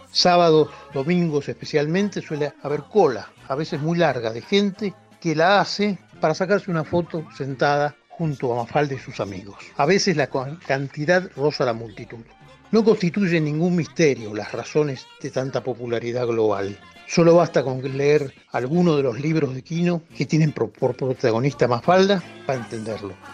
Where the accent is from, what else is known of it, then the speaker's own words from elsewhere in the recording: Buenos Aires, Argentina; yo soy porteño.